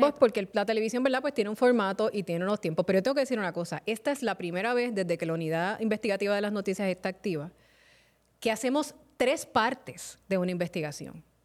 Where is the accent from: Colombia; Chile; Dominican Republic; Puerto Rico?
Puerto Rico; Carolina; mi pueblo de Carolina